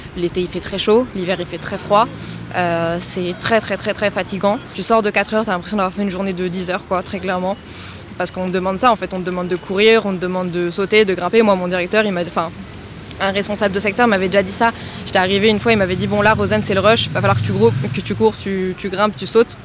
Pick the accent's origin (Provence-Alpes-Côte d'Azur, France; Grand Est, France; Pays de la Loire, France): Pays de la Loire, France; Nantes; moved away as an adult; now in Toulouse, France; moi, je viens de Nantes et j'ai fait donc toute ma scolarité là-bas jusqu'au lycée